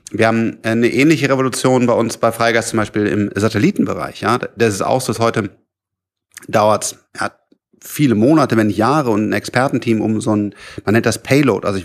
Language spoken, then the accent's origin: German; Rhineland, Germany; ich bin ja Rheinländer, das Rheinland ist auch schön